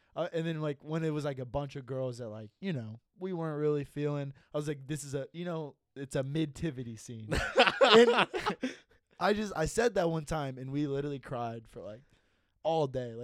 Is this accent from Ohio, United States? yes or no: yes; Dayton, Ohio, United States; I've been born and raised in Dayton my whole life.